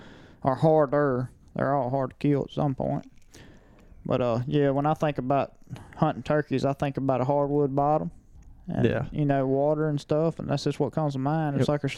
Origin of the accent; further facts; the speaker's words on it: the South, United States; we grew up in the South and hunting national forest